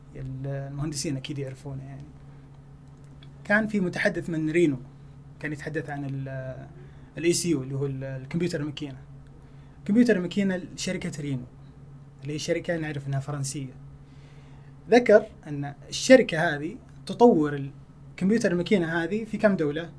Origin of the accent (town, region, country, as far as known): Saudi Arabia